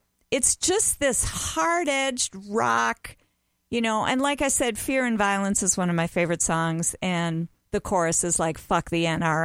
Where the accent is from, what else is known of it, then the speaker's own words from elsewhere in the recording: Bayport, Minnesota, United States; Catholic, growing up in Bayport, Minnesota